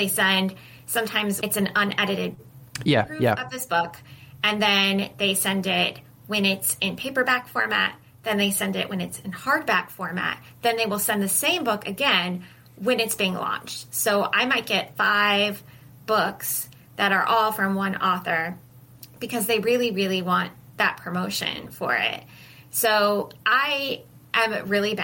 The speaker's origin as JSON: {"language": "English", "region": "Midwest", "country": "United States", "tie": "born or raised there", "said": "I grew up in the Midwest"}